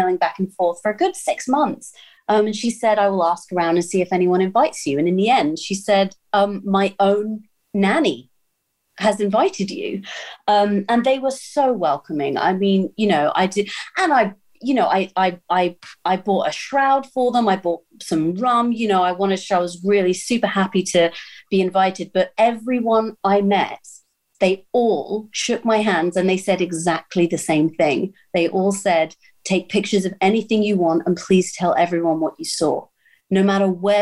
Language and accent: English; United Kingdom; I'm British